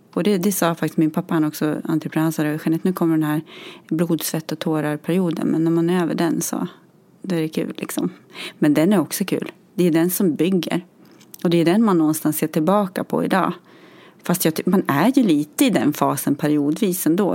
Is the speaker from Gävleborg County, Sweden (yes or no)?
yes; Gävle, Gävleborg County, Sweden; moved away as an adult; now in Gothenburg, Sweden; är från Gävle från början